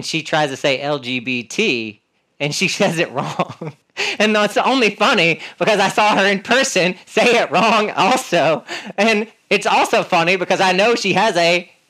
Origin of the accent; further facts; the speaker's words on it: North Carolina, United States; I'm from North Carolina